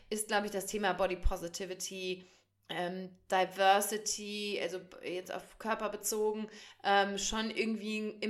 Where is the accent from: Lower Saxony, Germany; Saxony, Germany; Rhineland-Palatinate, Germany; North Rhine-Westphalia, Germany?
North Rhine-Westphalia, Germany; ich komme aus dem Sauerland